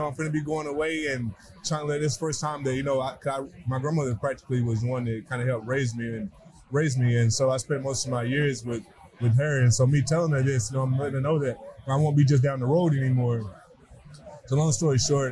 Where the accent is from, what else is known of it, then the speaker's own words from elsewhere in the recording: Tennessee, United States; born and raised a small town in Tennessee